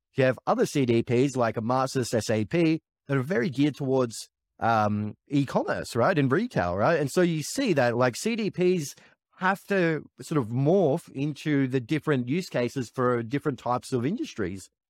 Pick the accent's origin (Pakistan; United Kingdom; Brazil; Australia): Australia; as an Australian